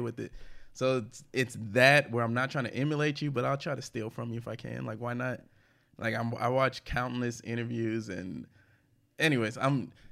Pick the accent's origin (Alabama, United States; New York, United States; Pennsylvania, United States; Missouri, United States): Missouri, United States; St. Louis; moved away; also born or lived in Houston; I grew up in St. Louis